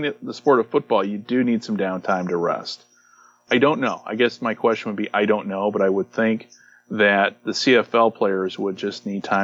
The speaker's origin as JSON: {"language": "English", "country": "United States", "said": "as an American"}